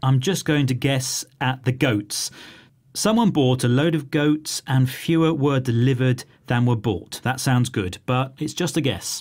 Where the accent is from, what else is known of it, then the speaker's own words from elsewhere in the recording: United Kingdom; I'm British.